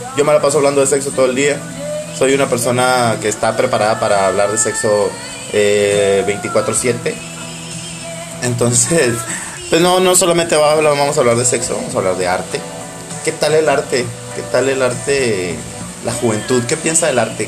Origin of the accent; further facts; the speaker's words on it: home town 45 km from La Paz, Baja California Sur, Mexico; mi pueblito natal que está a 45 kilómetros de La Paz, Baja California